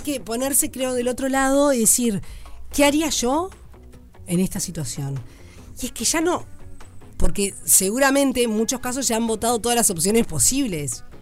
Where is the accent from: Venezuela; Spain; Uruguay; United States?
Uruguay; Si somos uruguayos